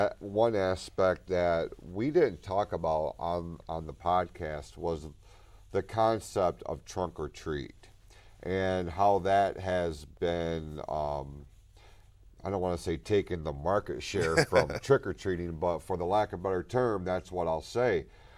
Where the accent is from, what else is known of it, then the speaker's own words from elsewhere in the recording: Hadley, United States; We grew up in Hadley, and Hadley was, I mean, it was big for Halloween.